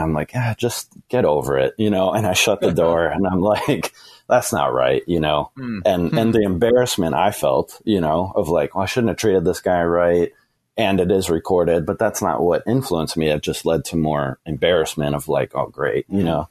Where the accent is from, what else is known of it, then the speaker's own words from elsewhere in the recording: the Northwest, Pacific Northwest, United States; moved away; I'm from the Northwest